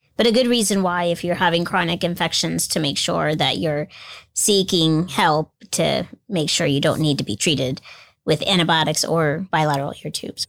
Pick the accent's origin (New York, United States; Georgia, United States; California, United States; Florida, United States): Florida, United States; moved away; I grew up in Florida